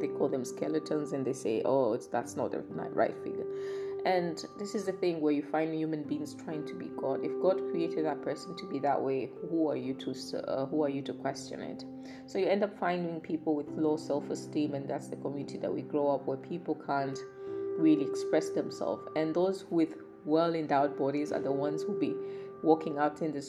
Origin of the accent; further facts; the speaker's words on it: Kibosho, Kilimanjaro, Tanzania; I'm from Kibosho